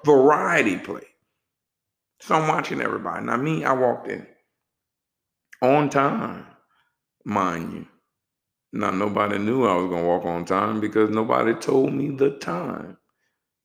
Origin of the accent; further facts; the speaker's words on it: New Orleans, Louisiana, United States; also born or lived in Texas; now in Atlanta, United States; I'm from New Orleans